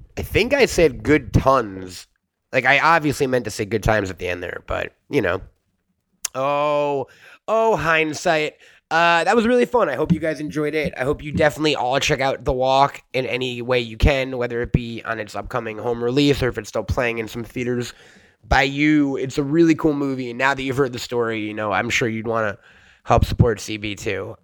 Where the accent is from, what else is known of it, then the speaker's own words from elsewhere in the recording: New York, United States; I'm a New Yorker